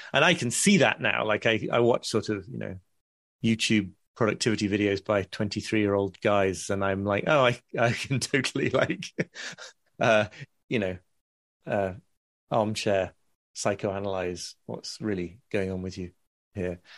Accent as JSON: {"language": "English", "country": "United Kingdom", "said": "being specifically British in my, in my personality"}